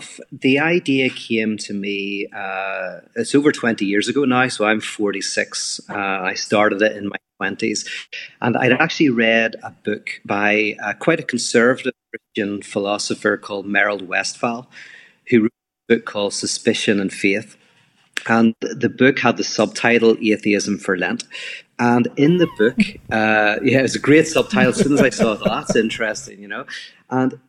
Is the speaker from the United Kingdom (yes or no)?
yes; Belfast, Northern Ireland, United Kingdom; now in Los Angeles, United States; I'm from Belfast, Northern Ireland. I live in Los Angeles